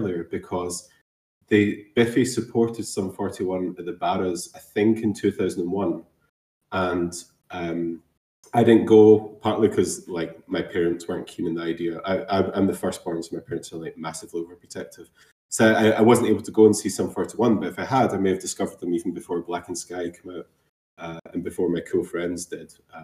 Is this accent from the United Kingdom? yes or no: yes; Ayr, Scotland, United Kingdom; accent: soft Scottish; moved away; also born or lived in Atlanta, United States; I'm from Ayr, which is where Simon's from. I guess I can have that soft, not very strong Scottish accent